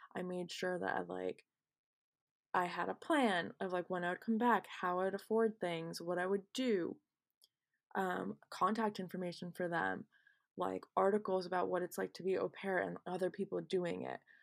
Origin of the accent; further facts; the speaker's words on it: United States; I'm not Indian and I'm, in fact, Pakistani, but I'm actually American